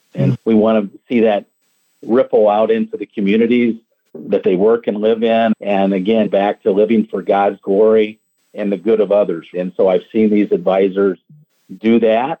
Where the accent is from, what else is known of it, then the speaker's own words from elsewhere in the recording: Indiana, United States; moved away as an adult; now in Florida, United States; I grew up in Indiana and moved down to Florida here about 13 years ago